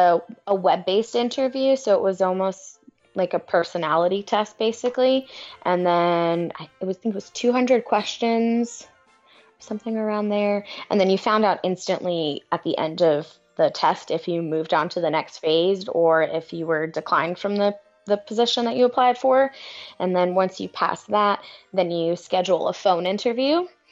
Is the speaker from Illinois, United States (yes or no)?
no; New York City, New York, United States; Growing up in New York City